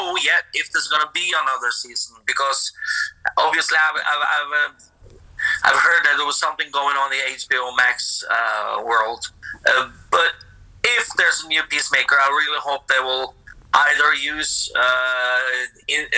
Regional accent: Norway; we're not from Sweden, sir. We're from Norway

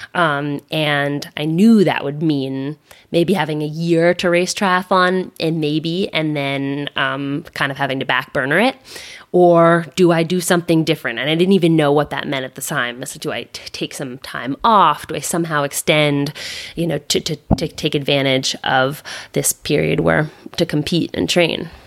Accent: Philadelphia, Pennsylvania, United States; also born or lived in Lorraine, France; I grew up in Philadelphia

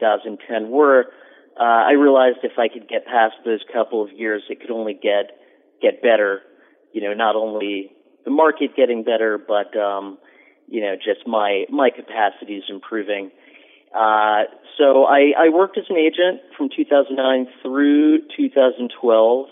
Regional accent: New York, United States; I grew up in on the Upper West Side

